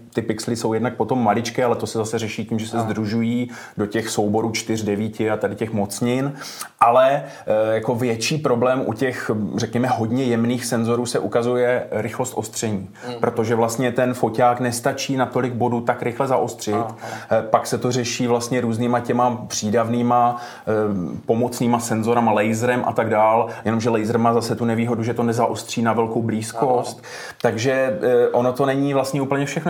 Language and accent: Czech; Moravia, Czechia; tady třeba u nás na Moravě